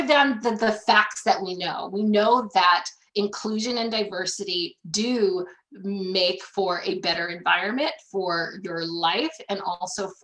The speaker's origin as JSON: {"language": "English", "area": "Ventura County", "region": "California", "country": "United States", "tie": "born or raised there", "said": "I grew up in Ventura County, California."}